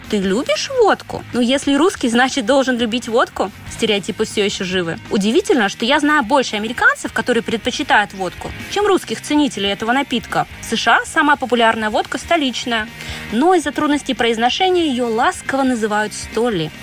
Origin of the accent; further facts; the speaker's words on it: Russia; moved away as an adult; now in New York, United States; я, конечно, признаюсь, что из России